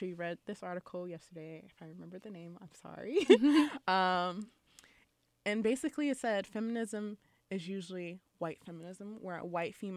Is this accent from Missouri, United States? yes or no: no; Lafayette, Louisiana, United States; I'm from Lafayette, Louisiana